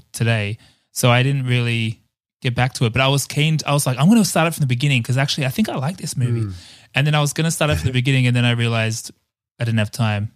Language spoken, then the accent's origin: English; Ireland; I'm Irish